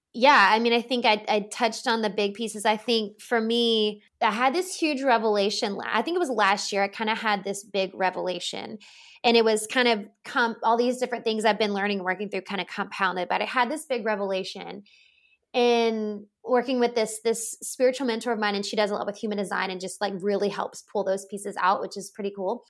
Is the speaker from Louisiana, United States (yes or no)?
yes; Louisiana, United States; I grew up in the Bible Belt. I'm from Louisiana. Grew up in a very conservative state